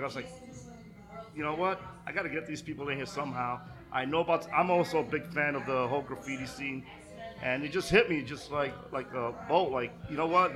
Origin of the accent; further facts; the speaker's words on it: New York City, New York, United States; I grew up in Bush, right? This was like my area